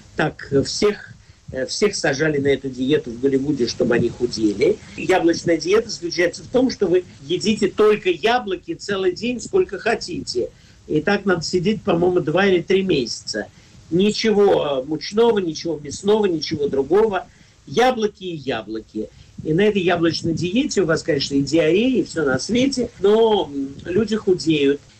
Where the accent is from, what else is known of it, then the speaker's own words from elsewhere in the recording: Moscow, Russia; я в детстве в Москве